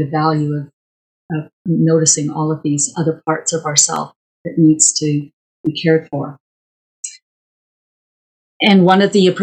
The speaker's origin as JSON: {"language": "English", "region": "Wales", "country": "United Kingdom", "tie": "born or raised there", "moved": "yes", "lives_now": "Calgary, Canada", "said": "my origins are Welsh. I was born in Wales."}